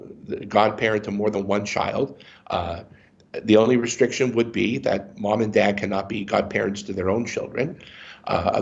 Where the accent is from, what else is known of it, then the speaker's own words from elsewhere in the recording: Erie, Pennsylvania, United States; also born or lived in Harrisburg, Pennsylvania; I grew up in Erie, Pennsylvania